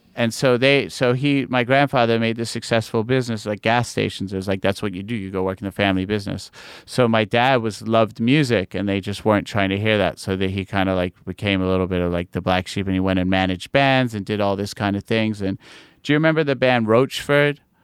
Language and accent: English; New York, United States; also born or lived in London; I was born in London, uh, my parents are English, and then I moved to New York when I was eight. And I was pretty much, I, I consider myself a New Yorker